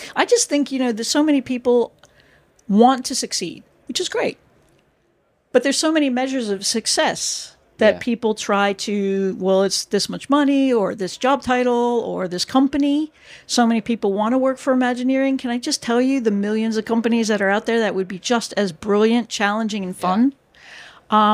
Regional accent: United States; first language English; moved away as an adult; also born or lived in Florida / United Kingdom; now in Breda, Netherlands; I'm an American

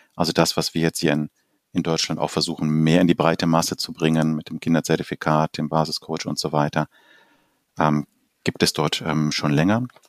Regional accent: Uruguay; now in Germany; als ich selber noch als Kind in Uruguay Fußball gespielt habe

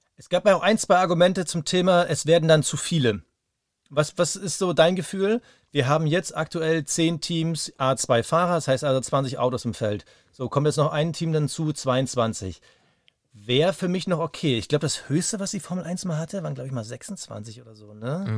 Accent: Germany; für uns als Deutsche

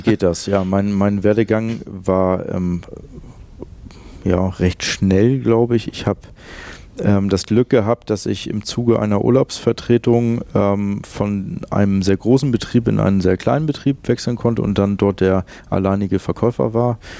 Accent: Lüneburg, Lower Saxony, Germany; moved away as an adult; also born or lived in Hamburg; ich bin in der Hansestadt Lüneburg aufgewachsen und auch geboren. Ähm, und dort habe ich die ersten 23 Jahre meines Lebens verbracht

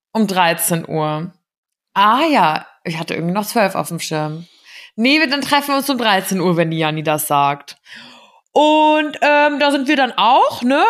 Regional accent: Giessen, Hesse, Germany; moved away as an adult; now in Rome, Italy; meine Heimatstadt, also Gießen

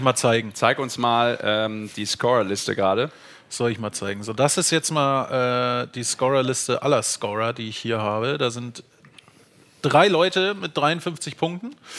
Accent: Rhineland, Germany; moved away; Ich komme gebürtig, komme ich auch da aus dem Rheinland.

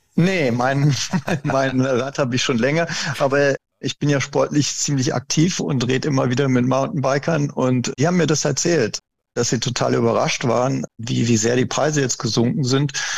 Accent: Germany; bei uns in Deutschland

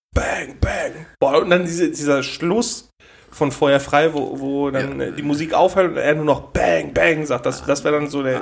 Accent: Ruhr area, North Rhine-Westphalia, Germany; Wir so aus dem Pott halt

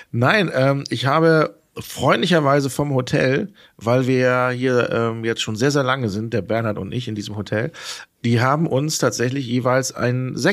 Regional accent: Hamburg, Germany; born there; Ich bin gebürtiger Hamburger.

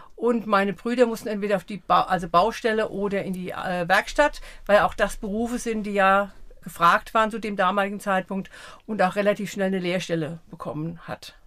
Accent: Eckelsheim, Rhineland-Palatinate, Germany; also born or lived in Offenheim; now in Sprendlingen, Germany; 64 sind wir von Offenheim nach Eckelsheim gezogen. Da habe ich meine Kindheit verbracht.

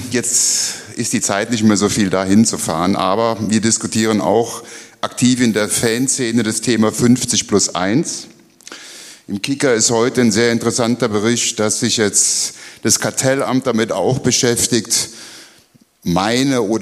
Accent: Rhineland-Palatinate, Germany; born there; Hallo Herr Reif, ich komme gebürtig aus der Palz. Lebe am Bodensee aber jetzt schon einige Jahre

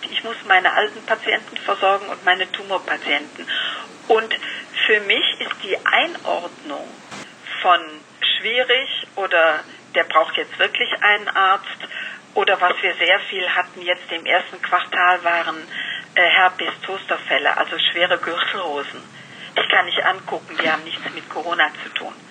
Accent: Rhineland, Germany; Sie müssen wissen, ich bin Rheinländer. Ich bin immer positiv.

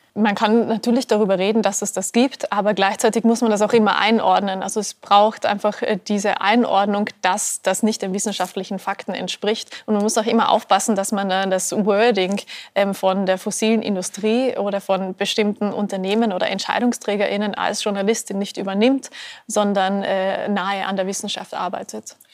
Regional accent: Austria; als Österreicherin

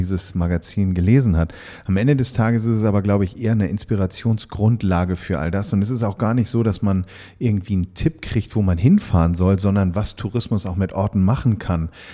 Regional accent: Hamburg, Germany; ich bin Hamburger Jung

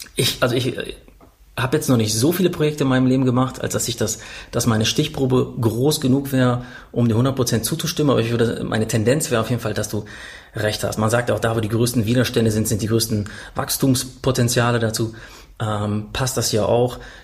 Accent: Paderborn, North Rhine-Westphalia, Germany; einen Park in Paderborn, war das, wo ich aufgewachsen bin

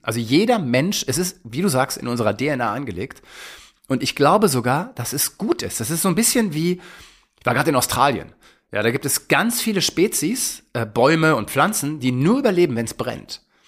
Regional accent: Germany; bei uns in Deutschland

